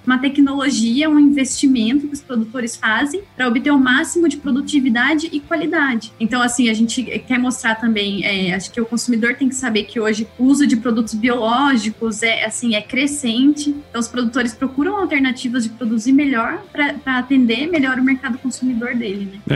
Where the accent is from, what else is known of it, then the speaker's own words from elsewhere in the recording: Piedade, São Paulo, Brazil; also born or lived in Paraná; Eu sou de Piedade, interior de São Paulo